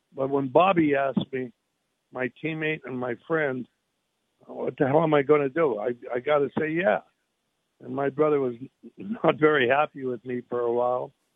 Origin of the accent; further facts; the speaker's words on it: Canada; now in United States; I was born in Canada, so I'm a Canadian